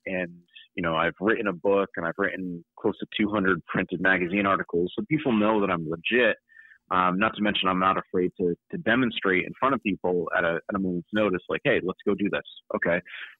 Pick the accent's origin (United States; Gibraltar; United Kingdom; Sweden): United States; New England; Well, when I grew up in New England, and where I did a lot of my training was upstate New York at the Wilderness Learning Center, Maine.